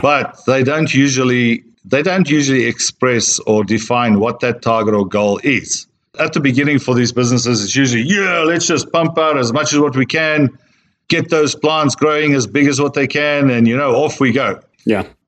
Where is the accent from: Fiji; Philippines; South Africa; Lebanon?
South Africa; moved away as an adult; also born or lived in Australia / Sydney, Australia / United States / Europe; I'm a South African born Australian slash American slash European now.